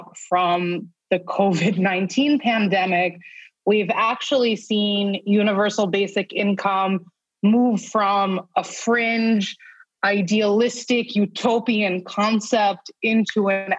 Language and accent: English; New York, United States; now in Tel Aviv, Israel; I'm a New Yorker first and foremost